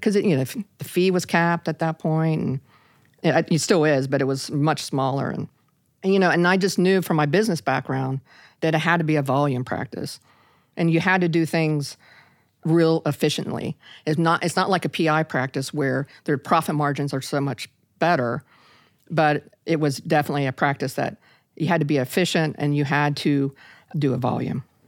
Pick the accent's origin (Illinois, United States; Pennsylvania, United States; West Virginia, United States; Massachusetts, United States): West Virginia, United States; Parkersburg; in my hometown of a little town of Parkersburg, West Virginia